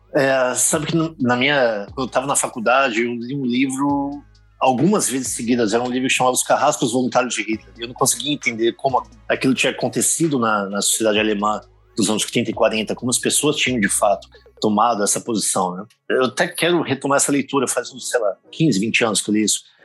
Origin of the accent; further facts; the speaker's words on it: Brazil; moved away; enquanto brasileiro